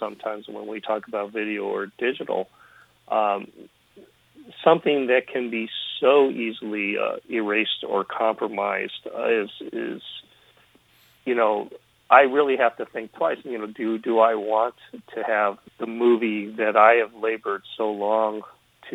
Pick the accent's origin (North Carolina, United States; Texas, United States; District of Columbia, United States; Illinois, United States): Illinois, United States; Chicago; from a very early age in Chicago, growing up in Chicago